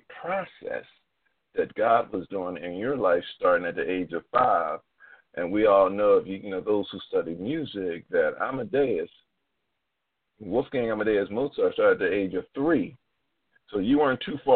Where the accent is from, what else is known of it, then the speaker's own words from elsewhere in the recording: Philadelphia, Pennsylvania, United States; moved away as an adult; now in Baltimore, United States; I'm a Philadelphian by trick, you know, by heart, but I moved here like 16, 17 years ago